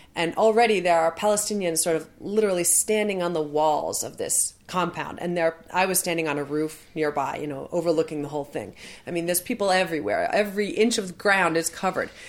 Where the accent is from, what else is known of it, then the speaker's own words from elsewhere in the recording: United States; I, as an American